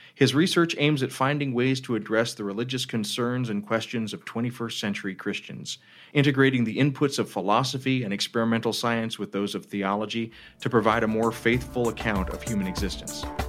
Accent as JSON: {"language": "English", "country": "United States", "said": "I'm an American"}